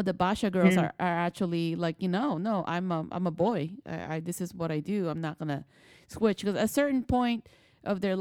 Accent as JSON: {"language": "English", "country": "Philippines", "moved": "yes", "lives_now": "United States", "said": "I'm an immigrant. I'm from the Philippines."}